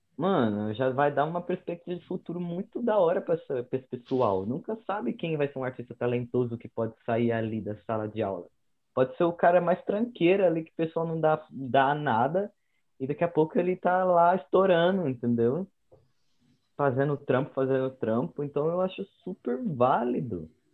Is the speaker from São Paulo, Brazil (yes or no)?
yes; São Paulo, Brazil; moved away as an adult; also born or lived in Uberlândia; eu sou aqui de São Paulo mesmo. Eu sou da Zona Norte. Nascido, crescido, criado.